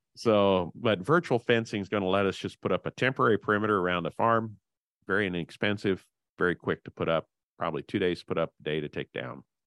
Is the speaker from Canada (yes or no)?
no; Henry County, Illinois, United States; I grew up in Henry County, the self-proclaimed hog capital of the world